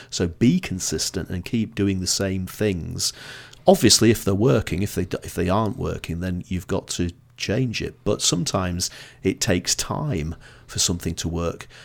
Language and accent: English; Blackpool, North West England, United Kingdom; now in Edinburgh, United Kingdom; I'm originally from Blackpool